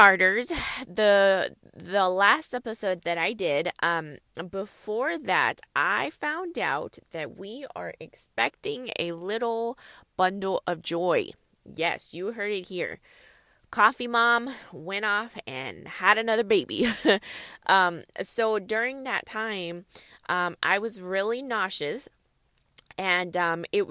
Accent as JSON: {"language": "English", "region": "California", "country": "United States", "said": "I'm from California, and it does not snow often here in California"}